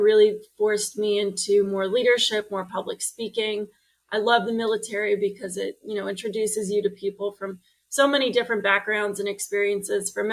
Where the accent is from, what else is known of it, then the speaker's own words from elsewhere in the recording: Long Island, New York, United States; moved away as an adult; also born or lived in Burlington, Vermont; now in Portland, United States; I grew up on Long Island in Long Island